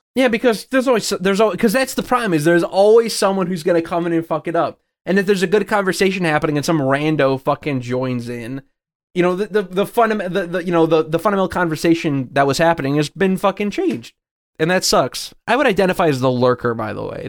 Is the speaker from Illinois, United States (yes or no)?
yes; Chicago, Illinois, United States; I'm from the Chicagoland area, not really from the Springfield area.